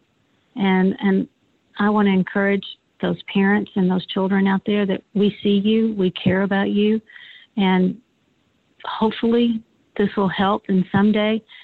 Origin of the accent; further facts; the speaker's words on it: United States; as an American and as a mom